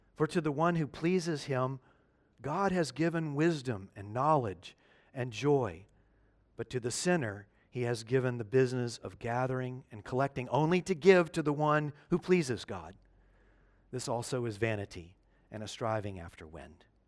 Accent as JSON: {"language": "English", "town": "Memphis", "region": "Tennessee", "country": "United States", "tie": "born or raised there", "moved": "yes", "said": "my hometown, Memphis, Tennessee"}